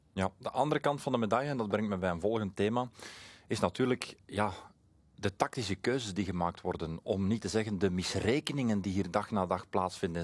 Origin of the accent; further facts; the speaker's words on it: Flemings, Flanders, Belgium; voor ons als Vlamingen